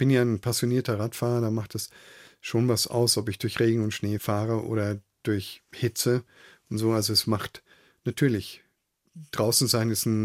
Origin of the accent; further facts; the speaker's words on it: Bavaria, Germany; also born or lived in Nuremberg; Ich bin in Nürnberg geboren, ich bin im Fränkischen aufgewachsen